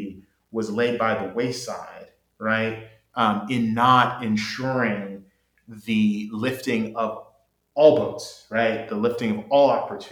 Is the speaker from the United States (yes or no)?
yes; Oklahoma, United States; as a kid growing up in Oklahoma